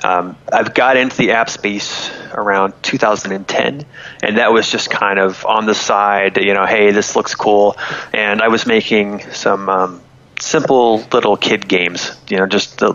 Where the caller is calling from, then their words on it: Florida, United States; I'm in Florida.